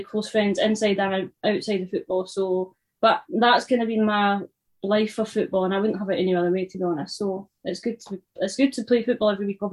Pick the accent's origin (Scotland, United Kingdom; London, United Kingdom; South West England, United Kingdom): Scotland, United Kingdom; Lumphinnans; It's called Longfinnans, so that's my hometown. That's where I'm from